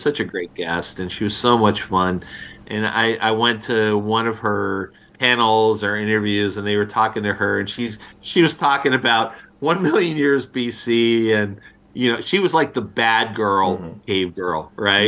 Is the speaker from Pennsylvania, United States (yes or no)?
yes; outside of Philadelphia, Pennsylvania, United States; I grew up outside of Philadelphia